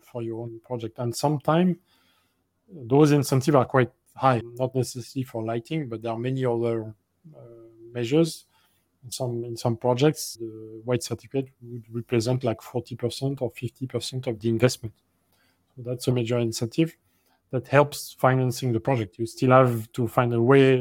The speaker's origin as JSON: {"language": "English", "country": "France", "moved": "yes", "said": "my home country like France"}